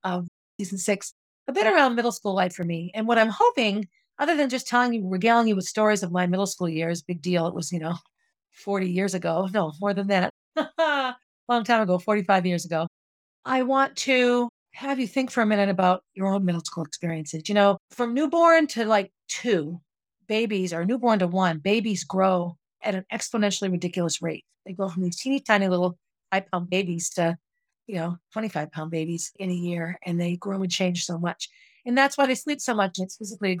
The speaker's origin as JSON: {"language": "English", "town": "Concord", "region": "New Hampshire", "country": "United States", "tie": "born or raised there", "said": "I grew up on Essex Street in Concord."}